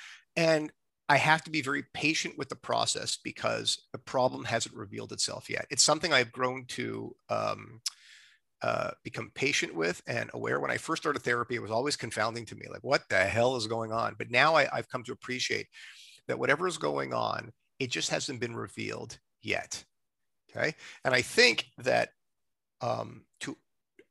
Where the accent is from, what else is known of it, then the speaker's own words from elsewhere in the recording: Montreal, Quebec, Canada; now in Toronto, Canada; I'm not from Toronto. I'm from, you know, Montreal